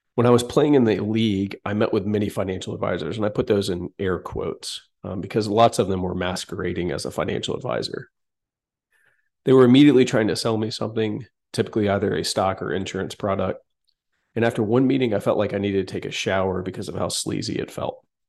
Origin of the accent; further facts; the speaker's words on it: Atlanta, Georgia, United States; I grew up in Atlanta